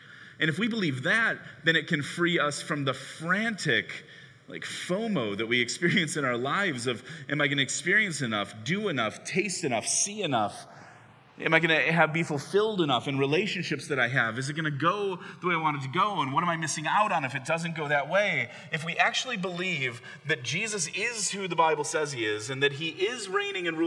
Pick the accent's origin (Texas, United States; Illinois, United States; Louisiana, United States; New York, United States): Illinois, United States; Chicago; I grew up in Chicago in the 90s rooting for the Bulls